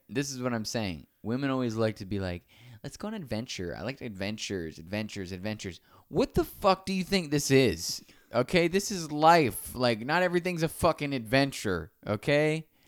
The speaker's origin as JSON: {"language": "English", "town": "Naples", "region": "Florida", "country": "United States", "tie": "born or raised there", "said": "my hometown"}